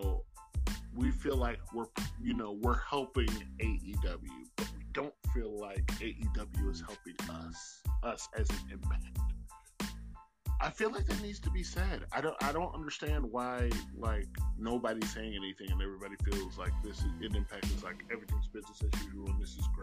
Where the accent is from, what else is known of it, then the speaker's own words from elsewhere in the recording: United States; I'm saying this as an American